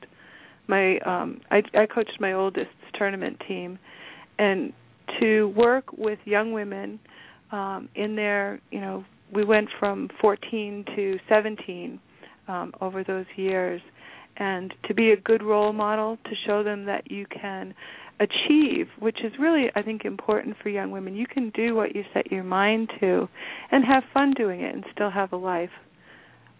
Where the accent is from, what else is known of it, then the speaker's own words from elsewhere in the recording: Walpole, United States; I grew up in Walpole. This is home